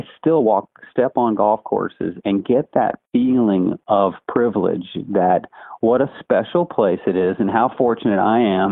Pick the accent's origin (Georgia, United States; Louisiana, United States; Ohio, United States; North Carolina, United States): Georgia, United States; Atlanta; we grew up in Indian Hills in Atlanta